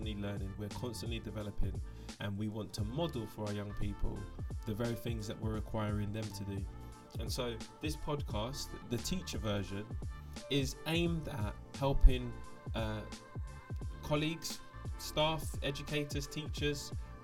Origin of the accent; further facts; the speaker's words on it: London, United Kingdom; I am a Londoner